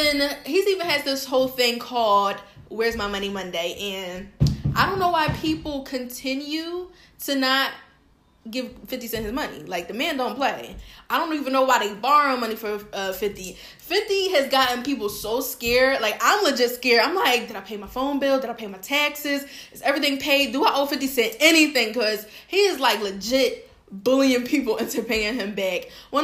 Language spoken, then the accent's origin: English; Philadelphia, Pennsylvania, United States; I'm from Philly.